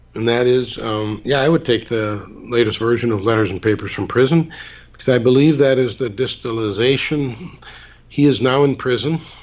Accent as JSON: {"language": "English", "town": "Muskegon", "region": "Michigan", "country": "United States", "tie": "born or raised there", "said": "I gave a lecture in my hometown of Muskegon, Michigan"}